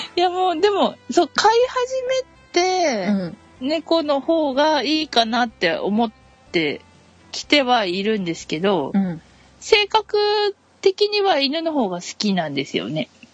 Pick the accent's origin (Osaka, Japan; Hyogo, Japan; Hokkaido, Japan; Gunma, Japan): Hokkaido, Japan; moved away as an adult; now in Kanagawa, Japan; 出身は北海道です